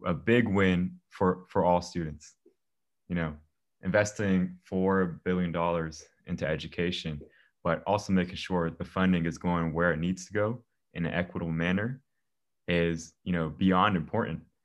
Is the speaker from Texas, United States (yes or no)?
no; Germantown, Maryland, United States; I'm from Germantown, Maryland, born and raised here my whole life.